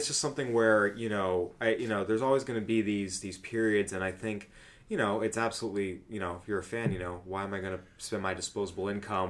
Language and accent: English; California, United States; moved away; growing up in California